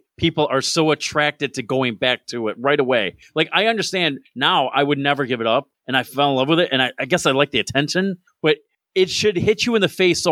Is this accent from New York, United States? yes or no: yes; New York, United States; moved away; I'm from New York, and, you know, not the city